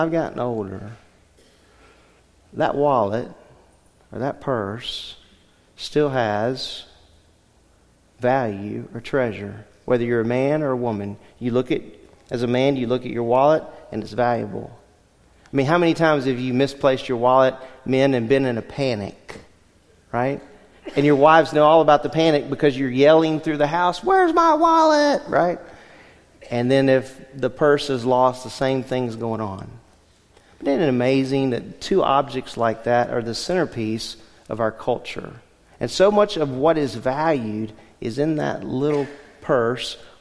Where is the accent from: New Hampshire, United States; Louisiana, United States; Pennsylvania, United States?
Louisiana, United States; moved away; Growing up in Louisiana, our house was